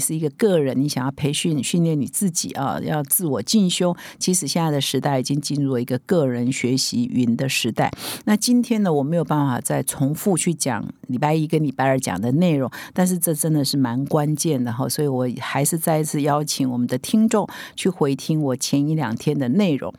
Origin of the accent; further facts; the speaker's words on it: Taiwan; 我们其实台湾人，华人都知道人脉非常，非常重要